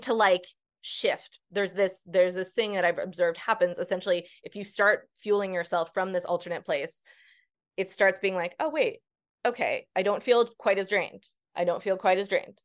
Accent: Northeast, United States; I'm from the Northeast

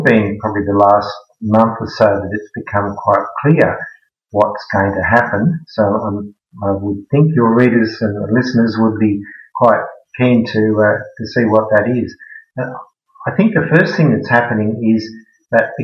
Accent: Sydney, New South Wales, Australia; moved away as an adult; also born or lived in Netherlands; now in Melbourne, Australia; I grew up in Sydney

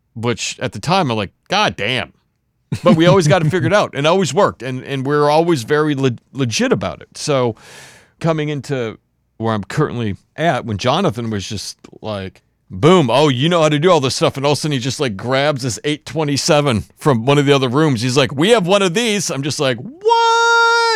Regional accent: Warroad, Minnesota, United States; I grew up in this very small town in Minnesota called Warroad, Minnesota

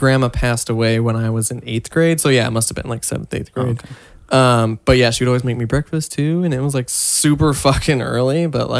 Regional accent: Washington, United States; now in California, United States; before I moved here, like in Washington, I was like, man, I fucking hate the cold. This shit. I moved to California

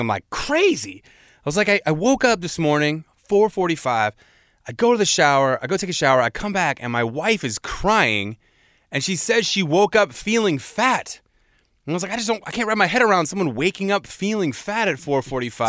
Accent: Seattle, Washington, United States; moved away; I grew up in Seattle, and Seattle is a very white place.

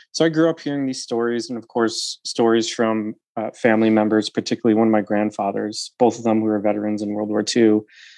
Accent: Utica, New York, United States; I'm from Utica, New York. I went to a rural high school just outside of Utica, you know, Rust Belt, generally speaking, impoverished and also very conservative area of New York.

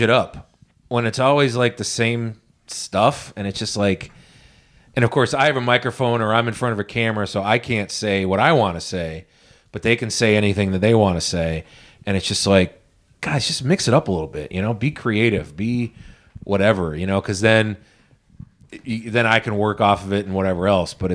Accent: United States; I'm an American

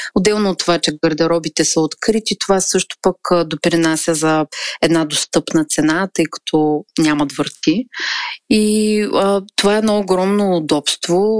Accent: Razgrad, Razgrad Province, Bulgaria; moved away as an adult; now in Varna, Bulgaria; Живея във Варна, родом съм от Разград. Преместих се тук заради висшето си образование

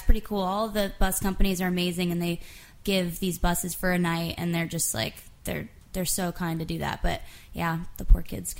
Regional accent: West Palm Beach, Florida, United States; moved away as an adult; We're all from Florida, and I came here first about 5 years ago.

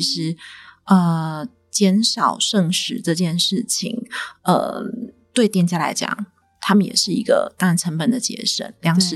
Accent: Taiwan; 我们台湾人不缺粮没错

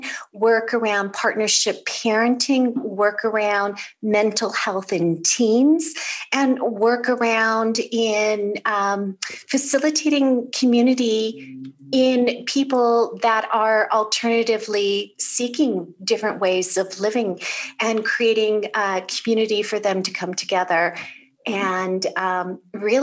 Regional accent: California, United States; I'm originally from California

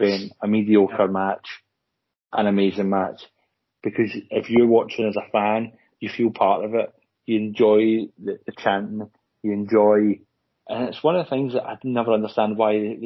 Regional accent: Scotland, United Kingdom; Kilmarnock, we're from Scotland

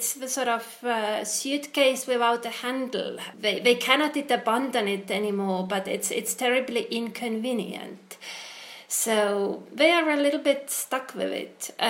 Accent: Estonia; I come from Estonia

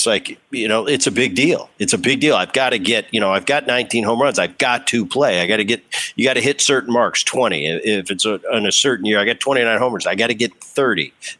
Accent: Medford, New Jersey, United States; And I grew up in Jersey. I love that. Oh man, I played hockey in the winter. We used to you know, shovel off the lakes.

